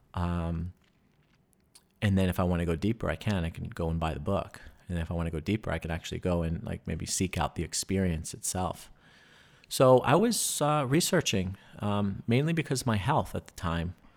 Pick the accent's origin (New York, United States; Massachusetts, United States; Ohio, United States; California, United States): New York, United States; moved away; growing up in New York